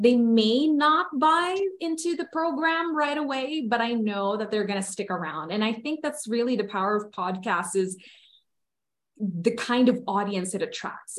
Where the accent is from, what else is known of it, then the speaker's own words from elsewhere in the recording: Philippines; moved away as an adult; now in United States; I grew up in the Philippines. I was born and raised there. I only moved to the States two years ago